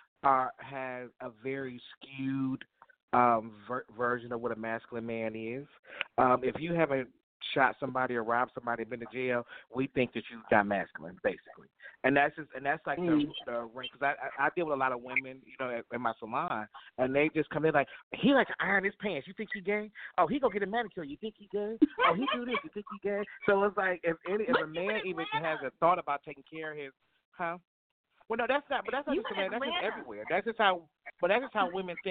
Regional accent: Toledo, Ohio, United States; moved away as an adult; also born or lived in Atlanta, Georgia; I'm from Toledo, Ohio. So that's why I was born and raised

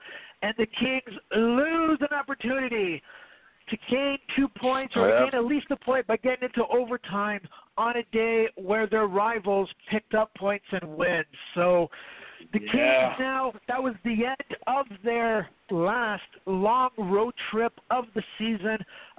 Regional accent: Canada; as a Canadian and Ryan as a Canadian

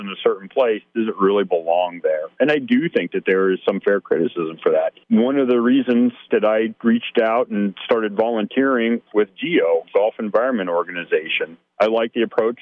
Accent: Youngstown, Ohio, United States; I grew up near Youngstown, Ohio, as a kid

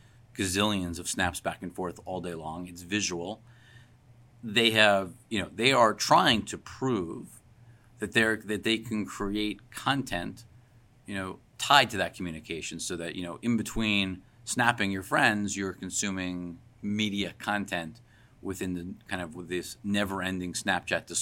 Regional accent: Long Island, New York, United States; I grew up in Long Island, so I grew up listening to WFAN and Mike and the Mad Dog.

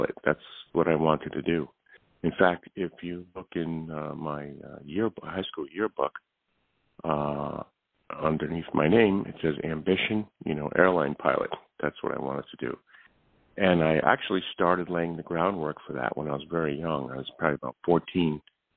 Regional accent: New Haven, Connecticut, United States; now in East Hampton, United States; I was born in New Haven, Connecticut, and I was raised in New Haven

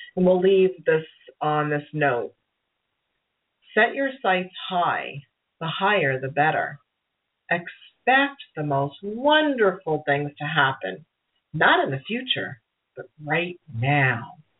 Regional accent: New York City, New York, United States; accent: Brooklyn; my Brooklyn accent

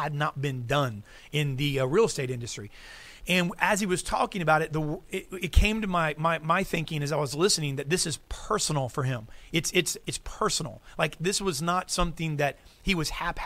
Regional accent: United States; I'm American

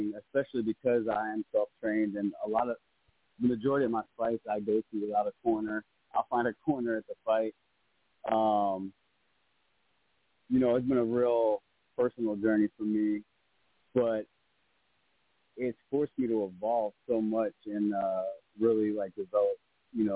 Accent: Maryland, United States; I'm from Maryland

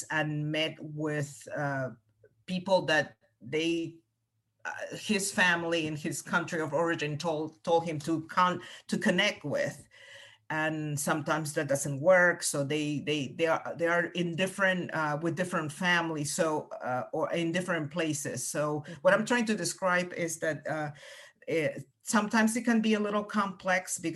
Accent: Peru; first language Spanish; English is a second language; moved away as an adult; also born or lived in Cayman County, United States; now in United States; I came to the U.S. as a college student. So I was, you know, I had already significant relationships with my family and a lot of closeness with my family. That I am originally from Peru, so I came here to go to college.

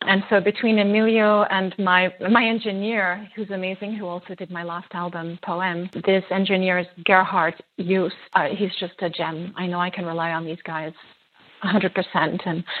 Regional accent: France; born there; I'm actually half Greek. My other half is French. I was born in France to a French mother.

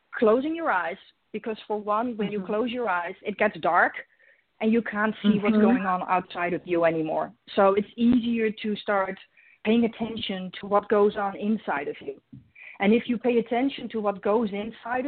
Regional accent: Netherlands; English is a second language; moved away; I'm Dutch originally, so my first language is not English.

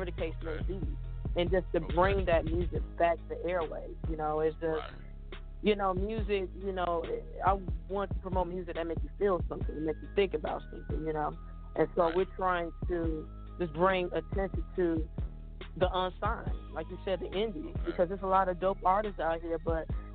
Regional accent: Chicago, Illinois, United States; I'm from Chicago

